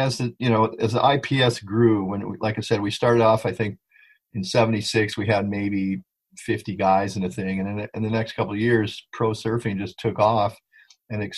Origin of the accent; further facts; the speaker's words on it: Hawaii, United States; I grew up here in Hawaii. So being a Haole Hawaiian really helped understand the local psyche